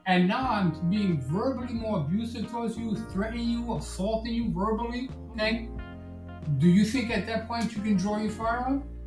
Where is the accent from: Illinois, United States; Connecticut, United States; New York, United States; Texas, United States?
New York, United States; New York City; now in Florida, United States; born and raised in Brooklyn, New York